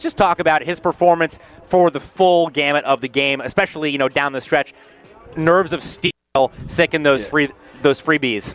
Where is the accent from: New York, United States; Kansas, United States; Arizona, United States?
Kansas, United States; Topeka; now in Florida, United States; I grew up in Topeka, Kansas, about 30 minutes west of Lawrence.